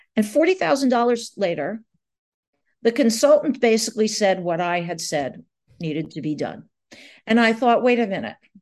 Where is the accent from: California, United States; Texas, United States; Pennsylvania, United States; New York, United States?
New York, United States; Long Island; I grew up on Long Island, the South Shore of Long Island